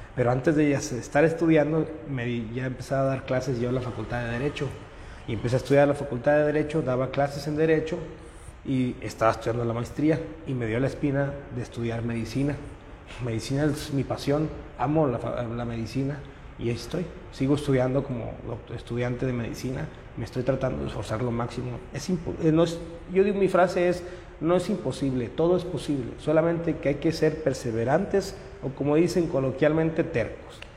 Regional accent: Monterrey, Nuevo León, Mexico; yo soy regimentano, total 100%, vivo en la, colonia Loma Linda

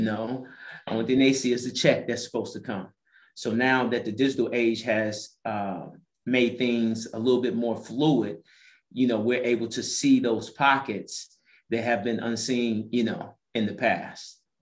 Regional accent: St. Louis, Missouri, United States; moved away as an adult; also born or lived in Las Vegas, Nevada; now in Atlanta, United States; I'm originally from St. Louis, Missouri

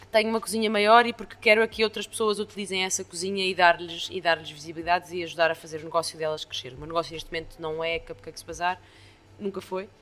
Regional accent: Estoril, Lisbon, Portugal; also born or lived in Brazil; now in Lisbon, Portugal; Eu, eu cresci no Estoril

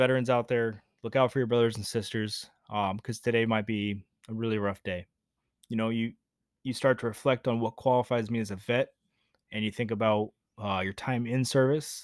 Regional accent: Georgia, United States; moved away as an adult; I left my home state of Georgia to go to Navy boot camp

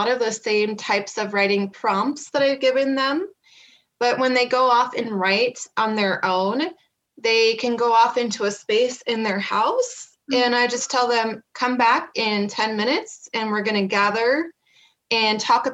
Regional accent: Kearney, Nebraska, United States; moved away as an adult; now in Black Hills, United States; I am originally from Kearney, Nebraska, and I grew up there in the Cornhusker State.

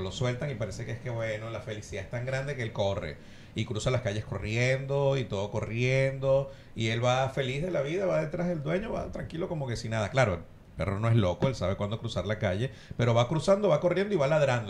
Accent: Ciudad Bolívar, Bolívar, Venezuela; now in Argentina; Nosotros somos de Bolívar, de Ciudad Bolívar, estamos muy cerca de la selva

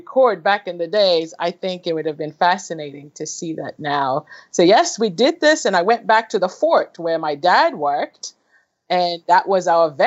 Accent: Kenya; moved away; I was born and raised in Kenya, East Africa

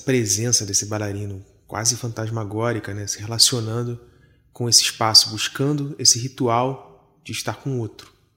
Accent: Rio de Janeiro, Brazil; now in Paris, France; Algo que me lembra muito a Zona Norte, onde eu nasci, né? Me lembra muito o Rio de Janeiro

